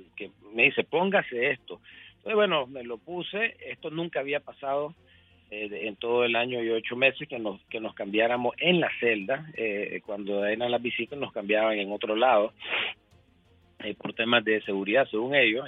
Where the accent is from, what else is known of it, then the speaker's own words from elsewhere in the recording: Nicaragua; moved away as an adult; now in United States; yo soy nicaragüense, sido nicaragüense y seré nicaragüense